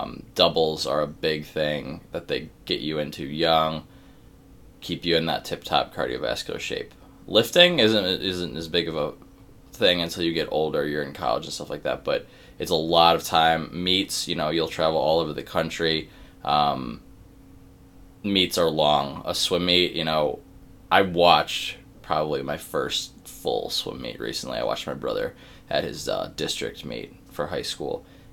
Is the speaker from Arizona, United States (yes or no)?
no; Cleveland, Ohio, United States; moved away as an adult; now in Pittsburgh, United States; I am from Cleveland, Ohio.